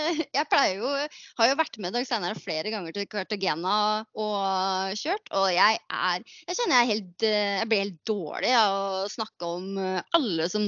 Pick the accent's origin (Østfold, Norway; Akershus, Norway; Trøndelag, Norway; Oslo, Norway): Østfold, Norway; Halden